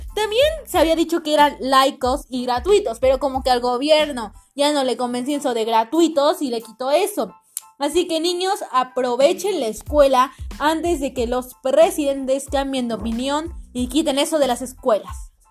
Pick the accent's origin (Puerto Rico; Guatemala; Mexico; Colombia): Mexico